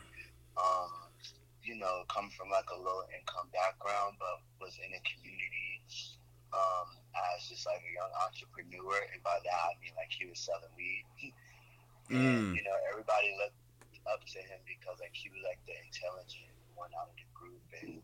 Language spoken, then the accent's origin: English; Florida, United States; moved away as an adult; now in New York City, United States; I'm from Florida.